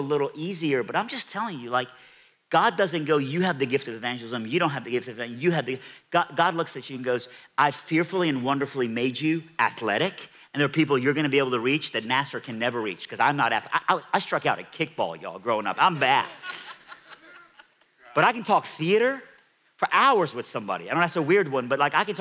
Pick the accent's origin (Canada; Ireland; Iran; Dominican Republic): Iran; moved away; I'm from Iran